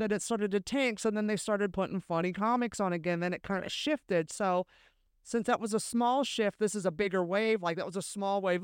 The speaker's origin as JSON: {"language": "English", "area": "Bay Area", "region": "California", "country": "United States", "tie": "born or raised there", "also_born_or_lived": "Los Angeles", "moved": "as an adult", "lives_now": "New York, United States", "said": "I was raised in the Bay Area"}